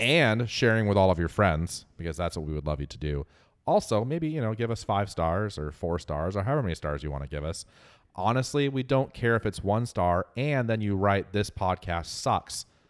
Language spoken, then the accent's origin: English; Northwest America, Pacific Northwest, United States; accent: Northwest American; as an American with a Northwest American accent